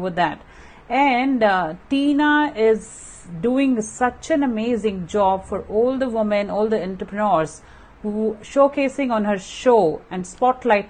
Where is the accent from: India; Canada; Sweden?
India; being an Indian woman